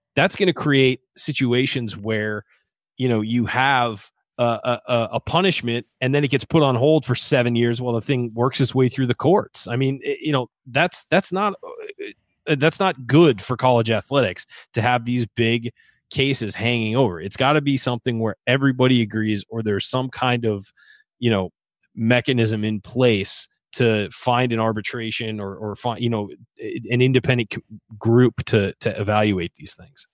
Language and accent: English; San Diego, California, United States; That's my hometown